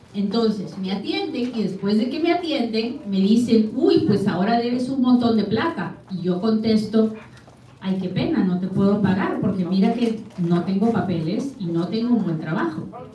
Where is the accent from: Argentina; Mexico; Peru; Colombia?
Peru; now in United States; Yo soy bien peruana a la hora que hablo